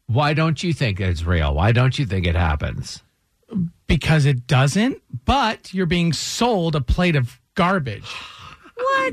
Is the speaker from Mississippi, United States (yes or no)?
no; Detroit, Michigan, United States; moved away as an adult; now in Atlanta, United States; I was in Detroit where I grew up